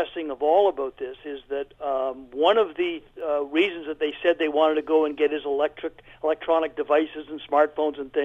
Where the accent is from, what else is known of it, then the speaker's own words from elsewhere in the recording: Alberta, Canada; I'm actually from Alberta